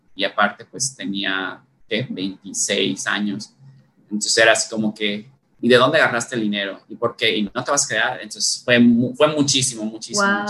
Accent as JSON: {"language": "Spanish", "town": "Valladolid", "region": "Yucatán", "country": "Mexico", "tie": "born or raised there", "also_born_or_lived": "Isla Mujeres, Quintana Roo / Spain", "said": "nos movimos desde que yo era bebé a, a Valladolid, ¿no? Y pues nada, prácticamente toda mi vida he crecido aquí"}